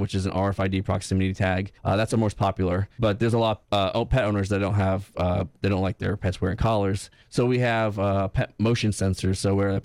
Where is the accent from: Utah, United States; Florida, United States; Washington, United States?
Florida, United States; Tampa; I grew up in Tampa.